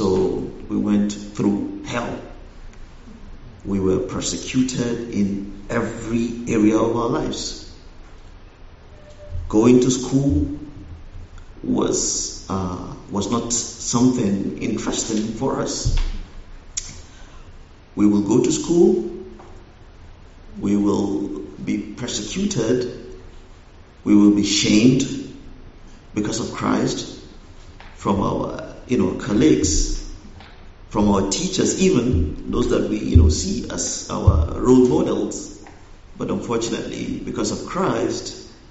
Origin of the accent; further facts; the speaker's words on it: northwest Nigeria, Nigeria; moved away; I was born in Nigeria. I was also raised in Nigeria. But I grew up in the northern part of Nigeria, specifically the northwest